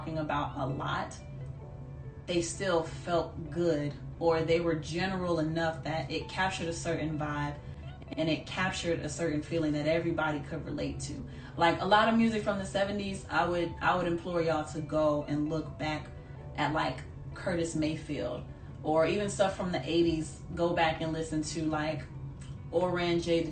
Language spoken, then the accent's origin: English; Jamaica; being Jamaican